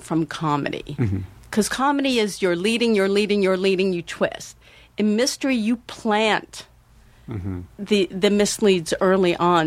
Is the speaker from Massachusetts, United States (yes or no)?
yes; Newton, Massachusetts, United States; born or raised there